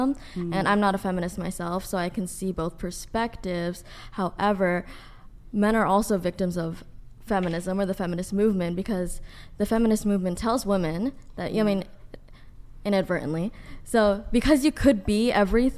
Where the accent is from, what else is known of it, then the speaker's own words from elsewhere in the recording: New York, United States; I'm from New York